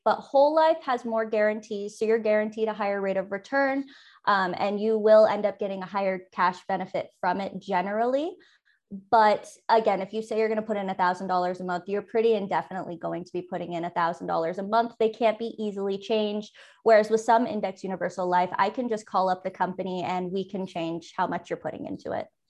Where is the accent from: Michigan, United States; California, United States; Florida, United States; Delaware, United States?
California, United States; San Francisco Bay Area; moved away as an adult; also born or lived in eastern Idaho; now in Idaho, United States; I'm originally from the San Francisco Bay Area. It's where I was born and raised